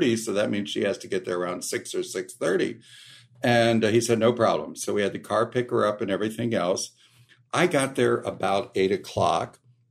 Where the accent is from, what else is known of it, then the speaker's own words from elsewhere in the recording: Modesto, California, United States; I grew up in Modesto, California